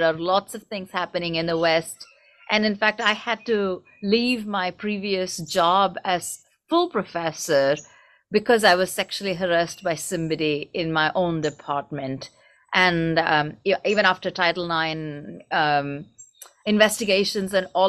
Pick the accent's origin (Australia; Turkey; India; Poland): India; first language Tamil; English is a second language; now in United States; I grew up in India